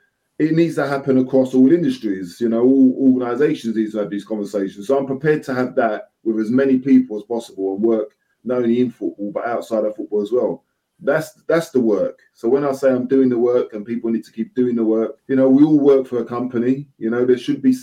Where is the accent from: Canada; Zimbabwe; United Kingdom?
United Kingdom; London; moved away; also born or lived in Nottingham; I'm from the East End of London